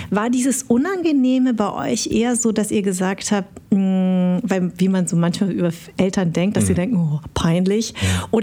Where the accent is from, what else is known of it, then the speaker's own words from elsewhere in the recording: Darmstadt, Hesse, Germany; born there; Ja, ich bin in Darmstadt geboren.